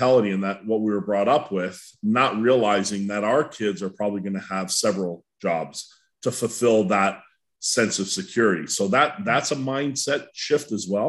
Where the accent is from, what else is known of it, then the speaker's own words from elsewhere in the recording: Welland, Ontario, Canada; growing up in Welland